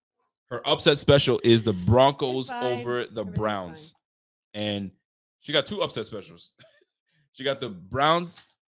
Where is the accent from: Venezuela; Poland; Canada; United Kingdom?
Canada; Ontario; This is a new thing for us, by the way, because we came from Ontario where it's natural gas.